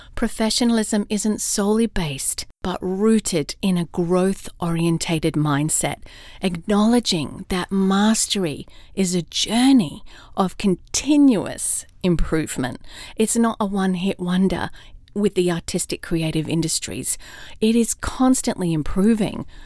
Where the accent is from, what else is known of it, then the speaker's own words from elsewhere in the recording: Australia; also born or lived in London, United Kingdom / California, United States; now in Atlanta, United States; Now I'm an Aussie in Atlanta, Georgia, USA